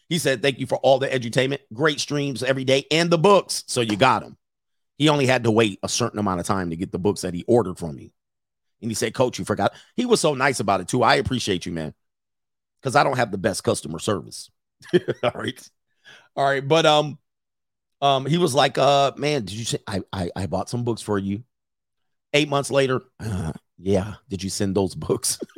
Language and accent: English; California, United States; I'm from California.